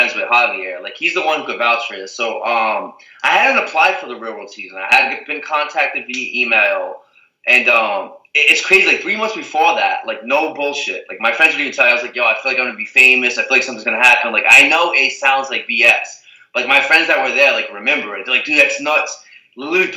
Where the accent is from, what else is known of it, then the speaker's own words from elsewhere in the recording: Azores, Portugal; where I'm from, where I was born in Portugal, the Azores